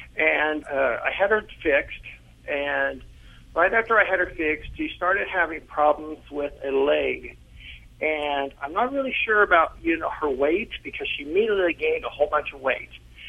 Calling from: Modesto, California, United States; Modesto, California.

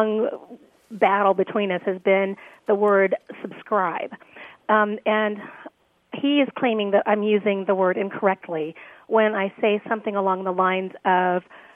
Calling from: Temecula, California, United States; I'm calling from Temecula, California

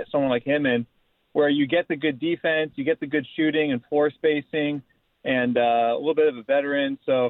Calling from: California, United States; From Orange County.

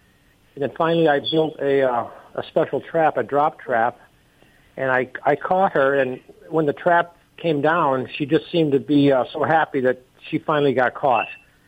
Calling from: Reading, Pennsylvania, United States; Reading, Pennsylvania.

